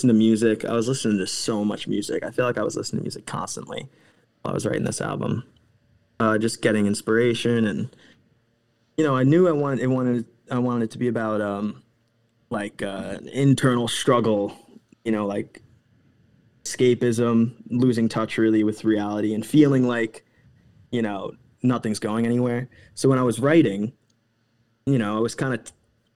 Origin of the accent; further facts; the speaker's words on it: Eastern Long Island, New York, United States; moved away; Long Island, Eastern Long Island